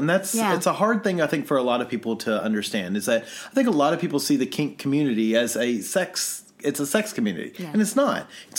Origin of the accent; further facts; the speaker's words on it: Kentucky, United States; I'm from Kentucky.